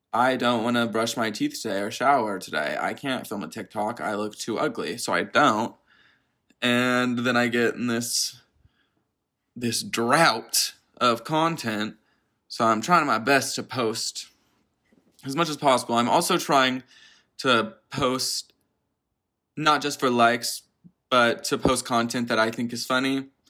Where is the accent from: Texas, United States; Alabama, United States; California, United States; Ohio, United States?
Texas, United States; Dallas; I'm from Dallas, Texas." Or so I say. I'm actually in the suburbs of Dallas